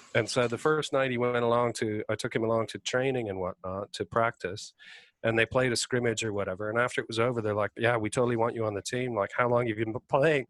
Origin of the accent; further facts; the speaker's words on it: Stratford, Ontario, Canada; now in United Kingdom; I grew up, um, I grew up around Stratford in London, Ontario, mm-hmm. in southwestern Ontario